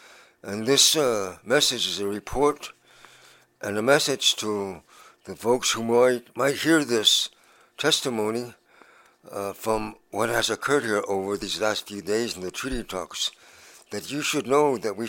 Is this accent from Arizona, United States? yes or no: yes; Arizona, United States; I come from Arizona.